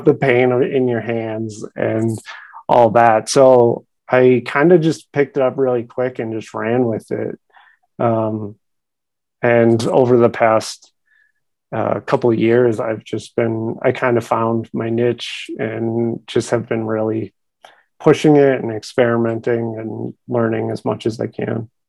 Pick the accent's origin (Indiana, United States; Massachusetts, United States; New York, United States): Massachusetts, United States; Boston; moved away; also born or lived in Providence, Rhode Island; I'm originally from Boston, Massachusetts